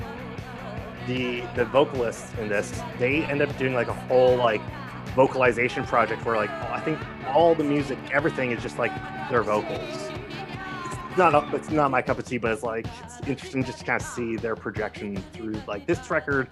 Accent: Northern California, United States; I'm from Northern California

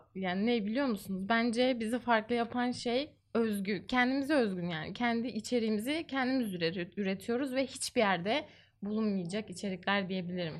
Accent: Istanbul, Turkey; Ben İstanbulluyum

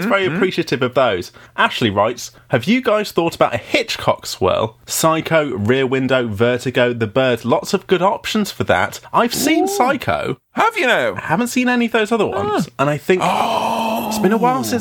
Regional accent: Nottingham, East Midlands, United Kingdom; and. I'm from Nottingham, United Kingdom.

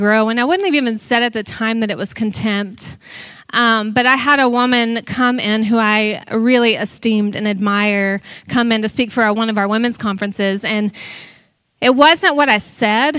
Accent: Texas, United States; I'm from Texas.

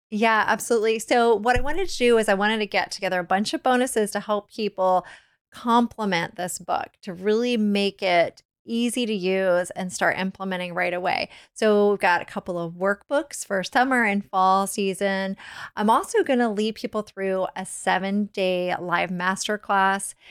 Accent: Virginia, United States; I grew up in Virginia

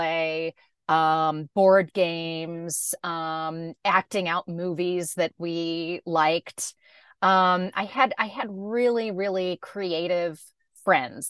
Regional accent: Dallas, Texas, United States; also born or lived in San Francisco, California; now in California, United States; I grew up in Dallas, Texas

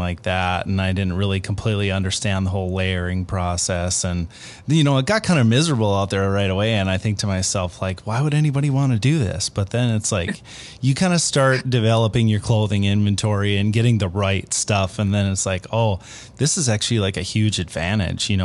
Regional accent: Minnesota, United States; I grew up in Minnesota

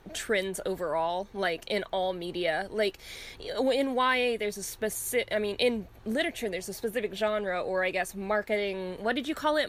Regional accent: Orange County, California, United States; I went to school in suburbia, but it was really conservative suburbia. Like when it comes to California, I was in Orange County

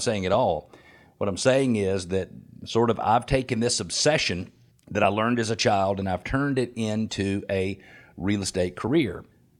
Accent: Atlanta, Georgia, United States; When I grew up right here in Metro Atlanta, born June 16th in 1968, right here in Metro Atlanta

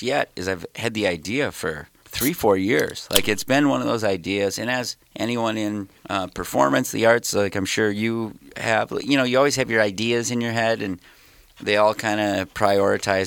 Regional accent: Detroit Lakes, Minnesota, United States; I'm from Detroit Lakes, Minnesota, kind of northwest, like up near Fargo

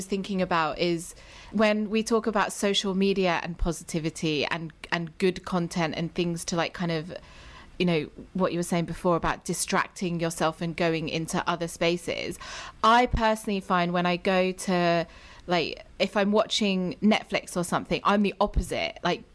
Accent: United Kingdom; moved away as an adult; now in United States; I'm British

